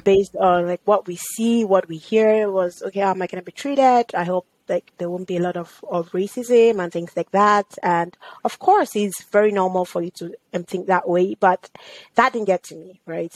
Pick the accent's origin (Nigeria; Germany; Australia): Nigeria; moved away as an adult; also born or lived in United Kingdom / United States; now in Canada; growing up in Nigeria was such an experience that I wouldn't want to trade